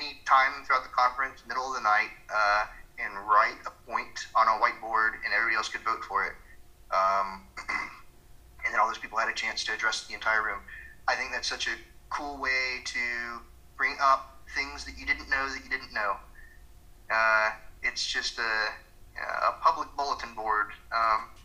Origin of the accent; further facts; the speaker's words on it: Georgia, United States; where I come from in Georgia